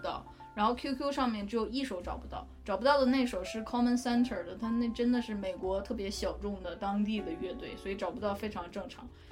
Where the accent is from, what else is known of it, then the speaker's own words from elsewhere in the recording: Northeast China, China; accent: Northeastern; moved away as an adult; 我家是东北的嘛，大家可以听出来哈，我的很明显